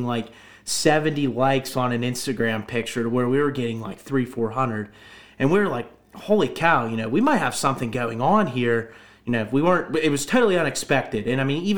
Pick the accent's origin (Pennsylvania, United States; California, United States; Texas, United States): Pennsylvania, United States; Butler County; I'm from Butler County, born and raised.